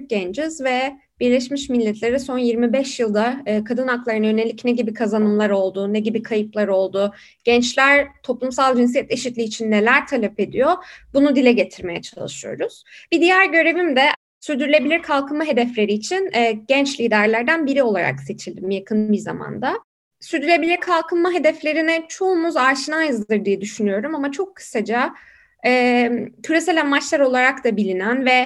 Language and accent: Turkish; Turkey; Biri e, Pekin artı 25 küresel gençlik görev gücüne e, üye olan e, tek e, Türk'üm.